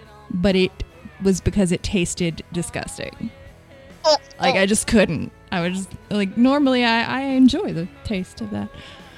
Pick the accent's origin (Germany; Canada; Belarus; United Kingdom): United Kingdom; Cardiff, Wales; I'm from Cardiff.